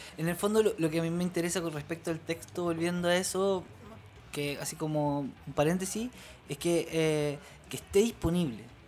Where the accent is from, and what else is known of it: Chile